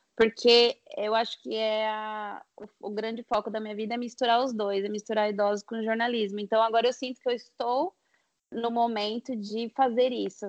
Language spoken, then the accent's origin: Portuguese; Osasco, São Paulo, Brazil; moved away as an adult; now in Gold Coast, Australia; sou nascida e criada em Osasco e agora moro na Austrália há quatro anos também